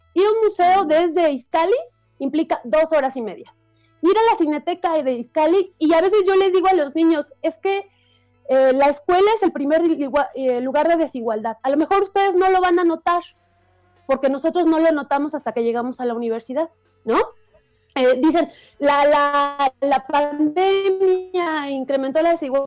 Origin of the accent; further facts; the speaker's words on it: Ecatepec, State of Mexico, Mexico; yo crecí en el Estado de México, pero en Ecatepec